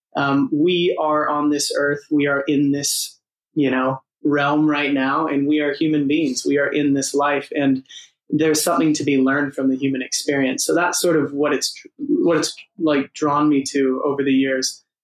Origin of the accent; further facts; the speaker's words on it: Los Angeles, California, United States; moved away as an adult; also born or lived in San Diego; now in London, United Kingdom; I'm from Los Angeles, but I went to college in San Diego